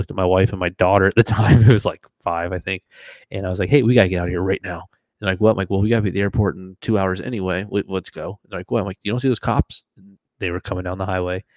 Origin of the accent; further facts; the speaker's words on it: Florida, United States; moved away; also born or lived in Washington; I'm from Florida, where I grew up bass fishing